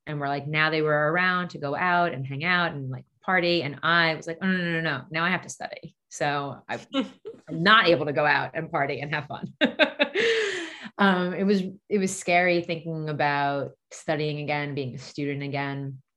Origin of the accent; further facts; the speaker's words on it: Long Island, New York, United States; I grew up on Long Island.